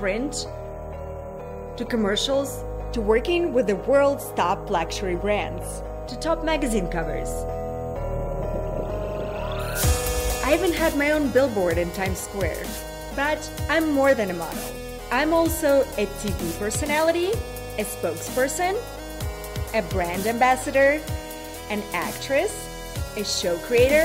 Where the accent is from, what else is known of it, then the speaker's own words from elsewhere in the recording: Russia; moved away; I grew up in Russia